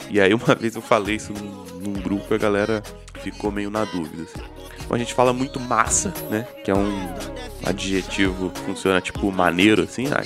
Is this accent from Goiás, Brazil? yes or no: no; Espírito Santo, Brazil; e, bom, assim como o meu site que é o Lugar Nenhum, eu sou do Espírito Santo, que é o Acre do Sudeste.